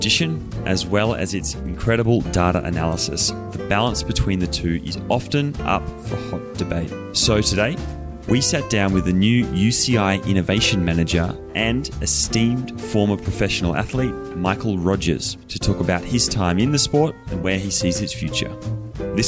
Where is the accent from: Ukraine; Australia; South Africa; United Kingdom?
Australia; moved away; also born or lived in Colorado; I'm Aussie